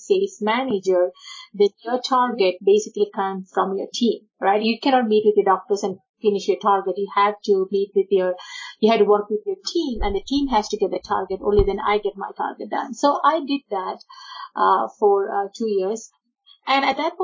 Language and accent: English; Kerala, India; born or raised there; first language Malayalam; English is a second language; moved away as an adult; also born or lived in Iowa, United States; now in Utah, United States